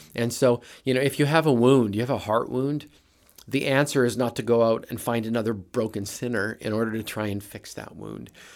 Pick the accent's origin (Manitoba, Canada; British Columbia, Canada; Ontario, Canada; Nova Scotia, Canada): Manitoba, Canada; Brandon; moved away as an adult; now in United States; I'm a Canadian flatlander, grew up in Manitoba in a little town called Brandon